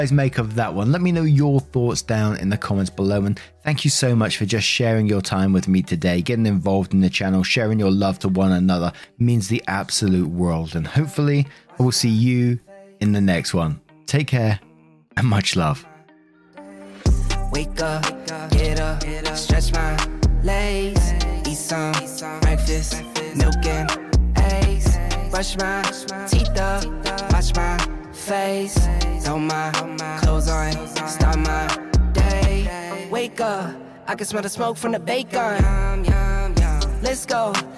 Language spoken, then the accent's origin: English; England, United Kingdom; Back in 2000, I had just landed a job in Paris, France. I'm English, and at the time my French was not very good at all.